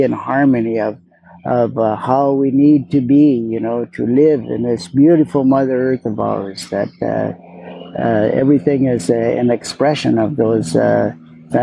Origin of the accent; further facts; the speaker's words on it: Sept-Îles, Quebec, Canada; also born or lived in Hope, British Columbia; now in British Columbia, Canada; I was born in Hope, BC, and my dad, he got a job in Sept-Îles, Quebec, and he moved our family over there. And so I grew up in a town that included you know, French and English, Italians, Portuguese